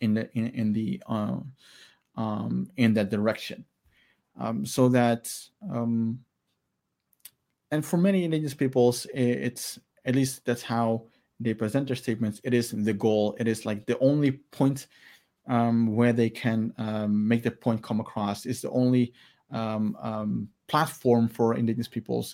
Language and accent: English; Maluku, Indonesia; I'm Alifuru from Maluku